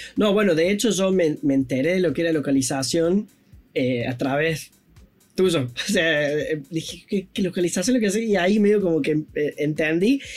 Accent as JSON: {"language": "Spanish", "region": "Córdoba", "country": "Argentina", "tie": "born or raised there", "said": "Es cordobesa, es, de mi tierra natal"}